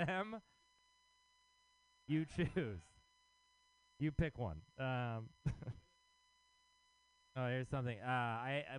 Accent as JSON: {"language": "English", "region": "Texas", "country": "United States", "moved": "yes", "lives_now": "San Francisco, United States", "said": "I am from Texas"}